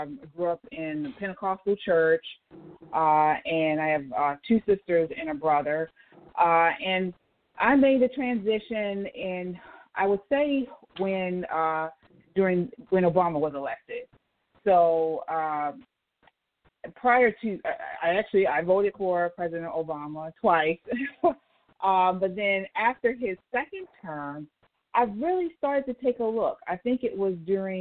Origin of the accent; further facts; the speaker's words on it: Baltimore, Maryland, United States; born and raised in Baltimore City, Maryland.